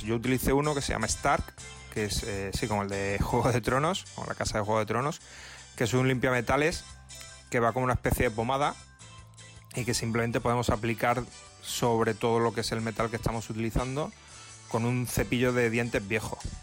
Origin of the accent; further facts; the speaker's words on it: Córdoba, Andalusia, Spain; also born or lived in Barcelona; Club Almedina de Grima de, de, Córdoba, en mi ciudad natal